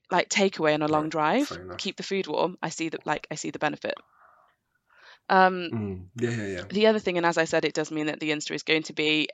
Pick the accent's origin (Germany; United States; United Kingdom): United Kingdom; England; I am the English representative